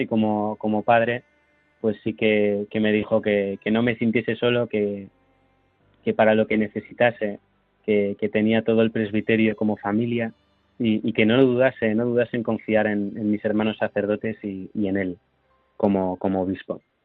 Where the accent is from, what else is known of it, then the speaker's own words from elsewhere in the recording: Santiago de Compostela, Galicia, Spain; volver a donde he crecido, ¿no? Donde, pues, donde mi párroco me ha acompañado